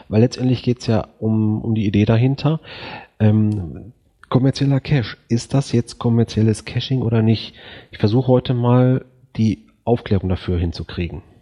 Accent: Förde, Germany; äh, ich komme aus Förde, das sind mal eben 250 Kilometer entfernt.

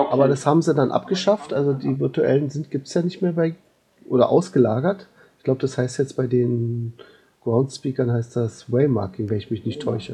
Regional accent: Berlin, Germany; bei uns in Berlin

